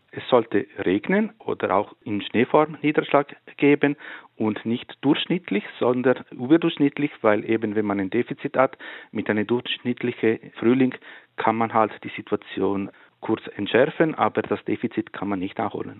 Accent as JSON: {"language": "German", "region": "Ticino", "country": "Switzerland", "tie": "born or raised there", "said": "In der Gemeinde, wo ich aufgewachsen bin, im Tessin"}